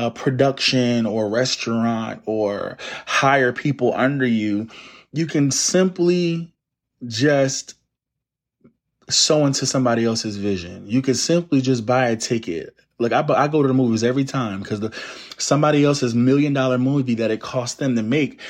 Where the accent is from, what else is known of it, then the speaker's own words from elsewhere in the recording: Plainfield, New Jersey, United States; Like, I'm from the Northeast coast of the United States, a place called Plainfield, New Jersey.